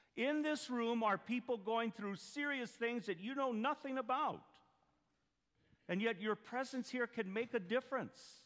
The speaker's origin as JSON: {"language": "English", "town": "Duncan", "region": "Arizona", "country": "United States", "moved": "yes", "said": "I'm from Duncan there"}